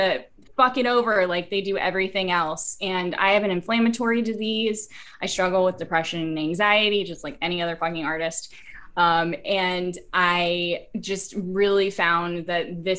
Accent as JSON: {"language": "English", "town": "Houston", "region": "Texas", "country": "United States", "moved": "as an adult", "lives_now": "Chicago, United States", "said": "a little white girl from Texas. I'm originally from Houston, but I've been in Chicago"}